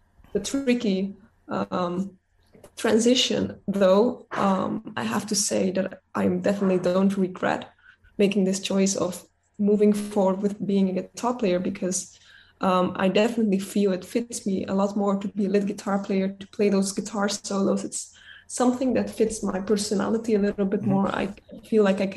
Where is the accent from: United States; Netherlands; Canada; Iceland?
Netherlands; I'm from the Netherlands, so it's kind of, I mean, I'm half Spanish, but I am Dutch